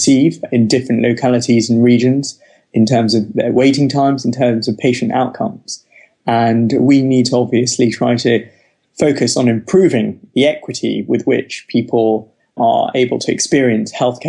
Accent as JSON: {"language": "English", "region": "London", "country": "United Kingdom", "tie": "born or raised there", "said": "so I live in St. John's Wood in London, and I grew up in North London. I'm Sri Lankan by background, but was born in the UK."}